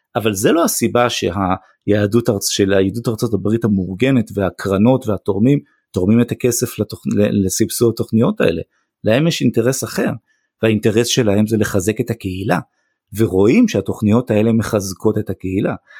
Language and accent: Hebrew; Israel; also born or lived in United States